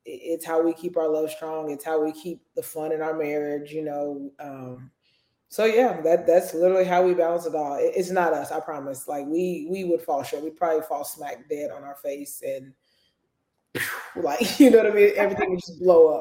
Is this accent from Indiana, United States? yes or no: yes; Indianapolis, Indiana, United States; moved away as an adult; also born or lived in Wisconsin / Alabama; now in Tuscaloosa, United States; I grew up in Indianapolis, Indiana